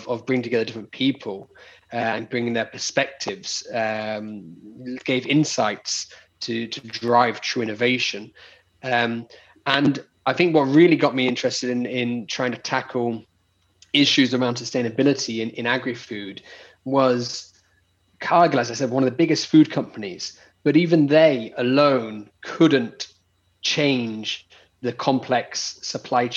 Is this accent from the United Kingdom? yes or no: yes; United Kingdom; moved away as an adult; now in Barcelona, Spain; I'm British, but so not got the Spanish accent